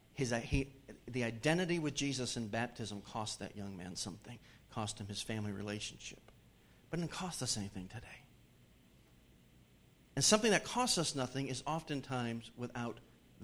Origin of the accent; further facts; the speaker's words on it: Hartford, Connecticut, United States; moved away; my hometown area, Hartford, Connecticut